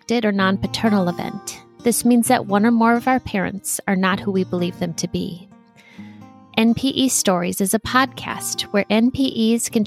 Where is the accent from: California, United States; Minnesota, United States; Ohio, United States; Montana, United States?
Minnesota, United States; also born or lived in Charlotte, North Carolina; I'm a Minnesota girl